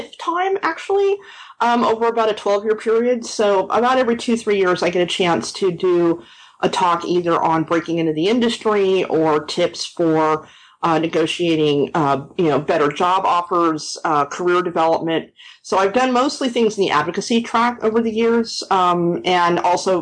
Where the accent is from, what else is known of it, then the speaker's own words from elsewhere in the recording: Los Angeles, California, United States; moved away as an adult; now in Austin, United States; I'm actually originally from Los Angeles